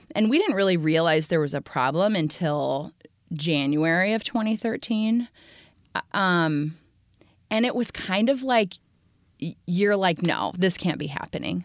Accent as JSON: {"language": "English", "region": "Indiana", "country": "United States", "tie": "born or raised there", "moved": "yes", "said": "I grew up in Indiana, so I am a Midwestern girl"}